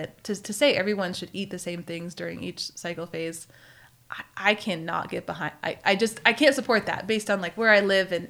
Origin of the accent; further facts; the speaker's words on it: Maine, United States; Yeah, we had gardens, and I grew up in Maine. Before I moved to Tahoe, we had gardens there.